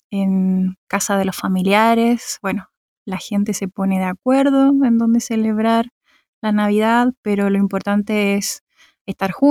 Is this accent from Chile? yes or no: yes; Santiago, Santiago Metropolitan Region, Chile; accent: Chilean; moved away as an adult; now in Berlin, Germany; eh, soy de Chile, nací en Santiago, bueno, nacida y criada en Santiago de Chile y vivo en Berlín hace casi tres años.